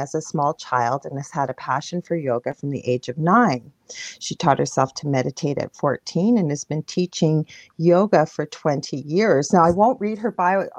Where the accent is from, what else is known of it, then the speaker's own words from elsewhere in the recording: Canada; I'm a Canadian clairvoyant medium